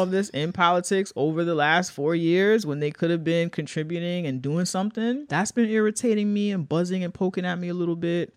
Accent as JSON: {"language": "English", "town": "New York City", "region": "New York", "country": "United States", "said": "We're from the Bronx."}